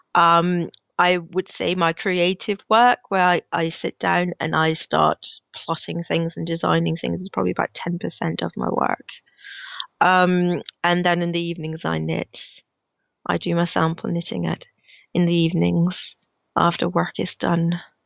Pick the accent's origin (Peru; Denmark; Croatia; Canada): Denmark; now in Glasgow, United Kingdom; I am based in Glasgow, in Scotland, but I'm originally from Denmark, hence my slightly weird accent.